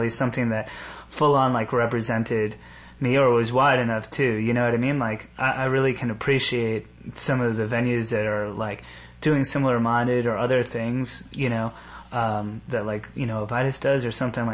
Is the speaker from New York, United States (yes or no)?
yes; New York, United States; growing up around New York, the beauty of it is that all these motherfuckers are in one big soup